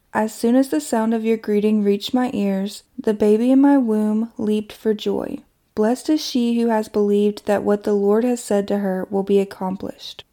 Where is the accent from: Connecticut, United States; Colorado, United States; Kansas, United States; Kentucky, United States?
Kentucky, United States; my hometown in Kentucky